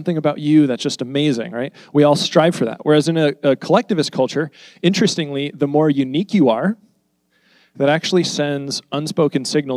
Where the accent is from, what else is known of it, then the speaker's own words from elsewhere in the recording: United States; all of us, we're American.